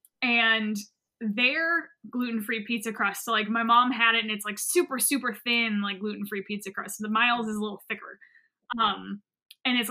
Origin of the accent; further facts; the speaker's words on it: New England, United States; now in Greenville, United States; I'm from New England.